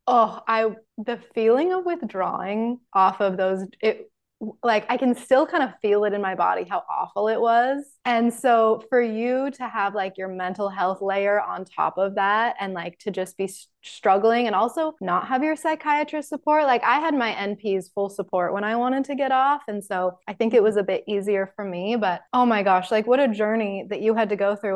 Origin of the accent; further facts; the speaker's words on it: Salt Lake City, Utah, United States; living in Salt Lake City. You're in my hometown.